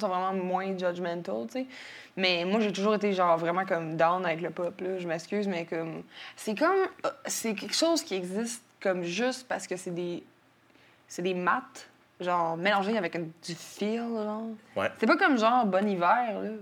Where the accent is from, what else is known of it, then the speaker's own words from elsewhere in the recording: Quebec City, Quebec, Canada; je suis née à Jeffrey Hill, un, un hôpital qui est euh, entre le Vieux puis Sainte-Foy à Québec.